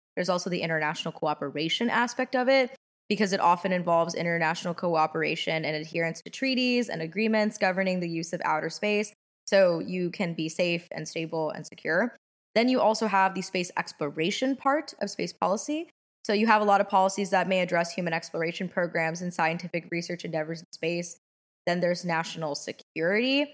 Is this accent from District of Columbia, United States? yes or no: yes; Washington, District of Columbia, United States; also born or lived in Los Angeles; I'm also from Washington, D C.